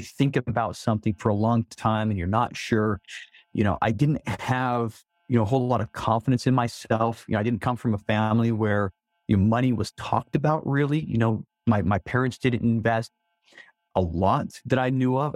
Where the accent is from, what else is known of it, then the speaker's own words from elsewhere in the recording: Salt Lake City, Utah, United States; I was born and raised in Salt Lake City